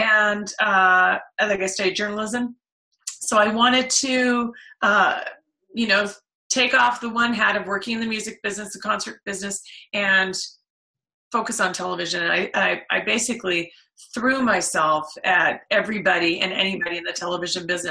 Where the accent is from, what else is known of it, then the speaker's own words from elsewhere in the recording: Oakville, Ontario, Canada; I grew up in Oakville